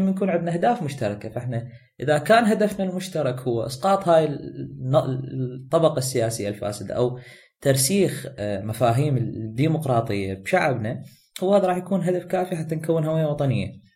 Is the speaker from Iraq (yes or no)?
yes; Iraq